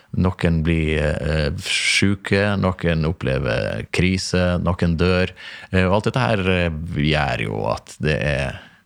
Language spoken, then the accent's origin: Norwegian; Stranda, Møre og Romsdal, Norway; moved away; oppveksten på Stranda